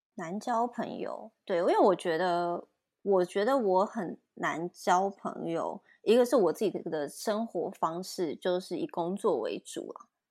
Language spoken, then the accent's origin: Chinese; Taipei, Taiwan; 我是台北人